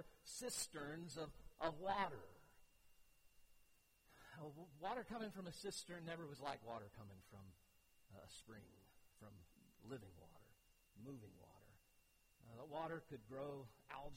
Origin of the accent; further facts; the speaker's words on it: United States; I grew up on Crystal Lake